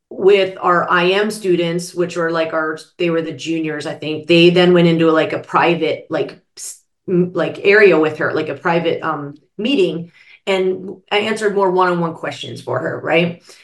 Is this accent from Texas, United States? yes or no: no; Pittsburgh, Pennsylvania, United States; I grew up in Pittsburgh